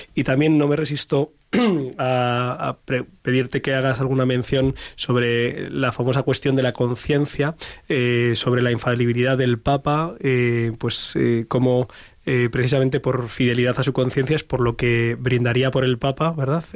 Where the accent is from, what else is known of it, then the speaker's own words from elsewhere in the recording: Madrid, Community of Madrid, Spain; que soy un madrileño del barrio del Pilar